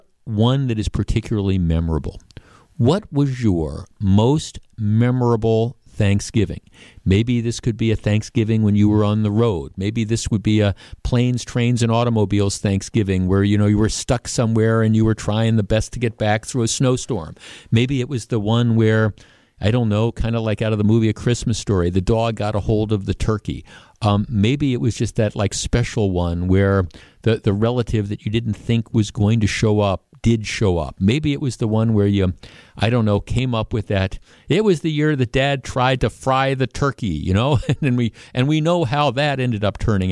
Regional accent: Glendale, Wisconsin, United States; I grew up in Glendale.

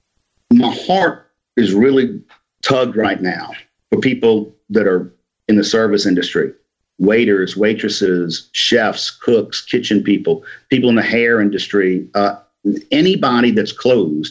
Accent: New Orleans, Louisiana, United States; moved away as an adult; now in Mississippi, United States; I grew up in New Orleans, graduated from Jesuit High School in 1985, and went to Ole Miss.

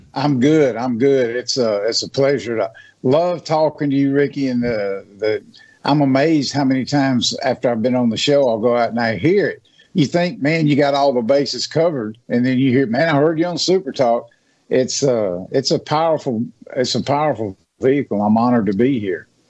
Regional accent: Natchez, Mississippi, United States; now in West Point, United States; I'm from Natchez, and I thought it was big until I moved up to West Point to the Golden Triangle

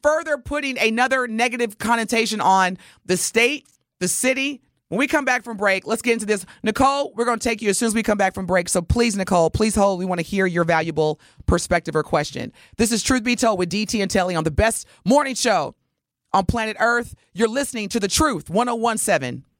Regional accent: Wisconsin, United States; also born or lived in Indiana; I was originally born in Indiana, but I've spent the majority of my life in Wisconsin

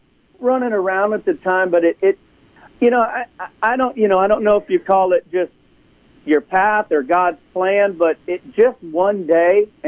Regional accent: Ashtabula, Ohio, United States; I grew up in Ashtabula, Ohio

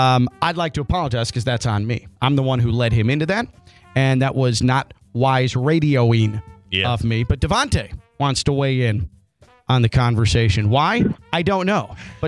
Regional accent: Chicago, Illinois, United States; now in Miami, United States; I'm from Chicago originally, and I no longer have any of the edge that made me a proud Chicagoan any longer.

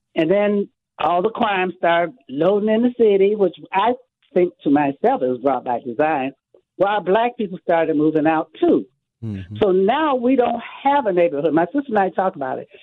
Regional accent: United States; also born or lived in Mississippi; I was raised here. My mom, I, I was born in Mississippi. My mom came up here when I was 18 months

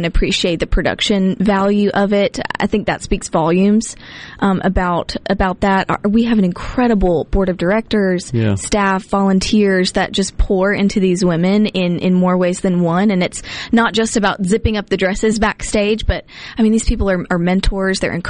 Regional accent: Hattiesburg, Mississippi, United States; I'm from Hattiesburg

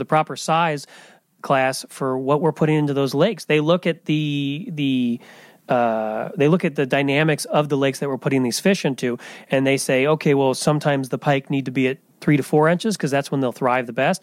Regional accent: Farmington, Illinois, United States; also born or lived in Indiana; I'm from Farmington originally, which is about 30 miles as the crow flies

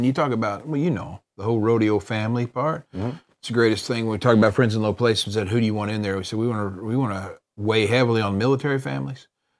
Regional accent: Oklahoma, United States; moved away; we're from Oklahoma.

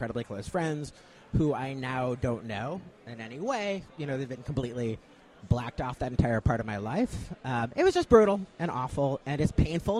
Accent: Chicago, Illinois, United States; moved away as an adult; now in Marietta, United States; And growing up in Chicago taught me a certain deference to authority.

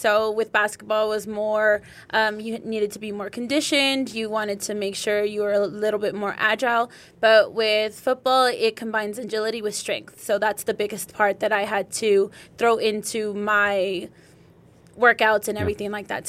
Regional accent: San Diego, California, United States; now in El Paso, United States; So, I am originally from San Diego, California.

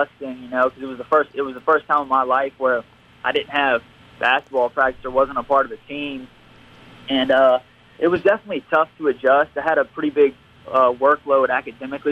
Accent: Bay St. Louis, Mississippi, United States; Me growing up in Bay St. Louis

